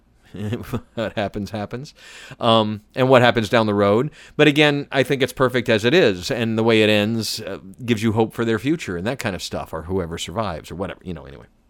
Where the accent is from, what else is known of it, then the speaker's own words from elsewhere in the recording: Atlanta, Georgia, United States; I was born in, born in downtown Atlanta and grew up in the suburbs